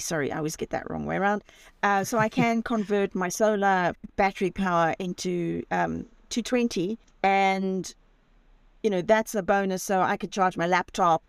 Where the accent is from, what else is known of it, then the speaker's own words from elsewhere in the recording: Zimbabwe; moved away as an adult; also born or lived in Spain; I, I, was born and raised in Zimbabwe